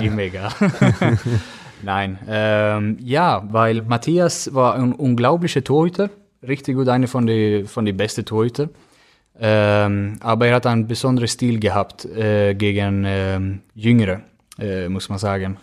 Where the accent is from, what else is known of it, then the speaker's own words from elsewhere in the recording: Gothenburg, Västra Götaland, Sweden; German is a second language; moved away as an adult; now in Germany; Önnered ist, wo, äh, das ist mein Heimat